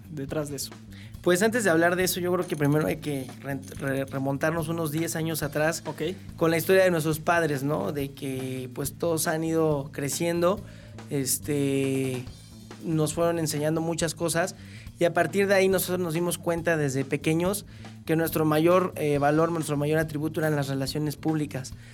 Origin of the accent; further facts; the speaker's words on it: Querétaro, Mexico; originario de Hércules, aquí en Querétaro, Querétaro.